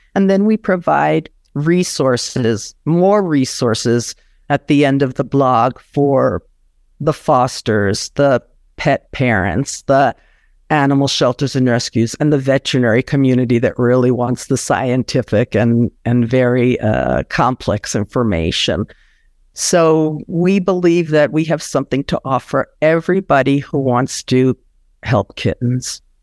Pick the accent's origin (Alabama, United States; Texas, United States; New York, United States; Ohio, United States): New York, United States; I grew up in New York